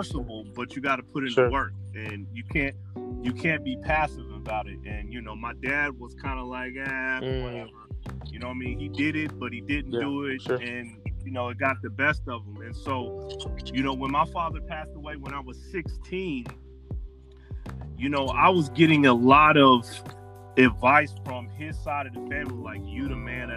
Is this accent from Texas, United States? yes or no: no; Denver, Colorado, United States; I was later expelled from Montbello High School